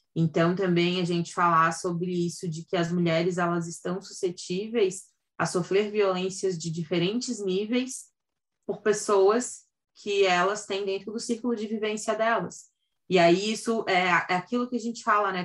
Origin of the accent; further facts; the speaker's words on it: Santa Catarina, Brazil; sou de Santa Catarina